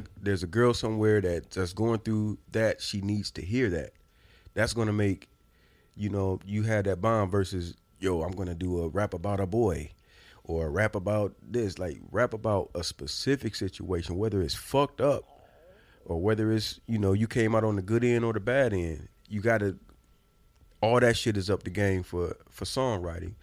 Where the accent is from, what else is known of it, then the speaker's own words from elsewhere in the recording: Indiana, United States; I'm from Indiana.